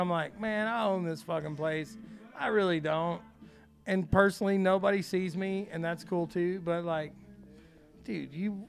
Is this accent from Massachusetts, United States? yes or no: no; Florida, United States; You're like, bitch, I'm from Florida.